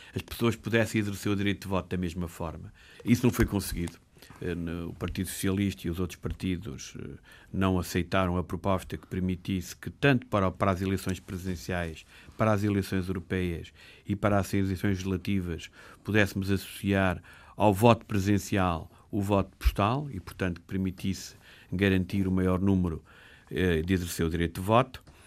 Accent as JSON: {"language": "Portuguese", "country": "Portugal", "said": "nós, somos portugueses"}